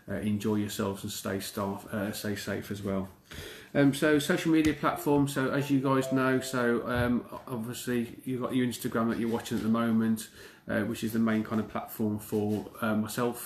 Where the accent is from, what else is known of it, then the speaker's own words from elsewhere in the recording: United Kingdom; I'm from the UK